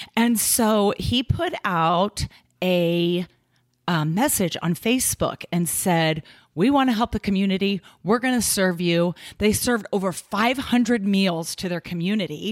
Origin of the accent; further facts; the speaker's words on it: Kansas City, United States; moved away as an adult; now in Omaha, United States; we came from Kansas City, where we both grew up, all our lives